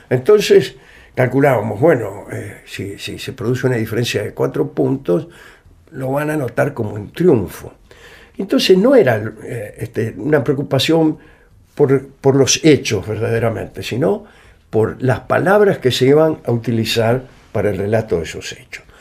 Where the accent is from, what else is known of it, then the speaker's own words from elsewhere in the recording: Morse, Buenos Aires, Argentina; Yo nací en Morse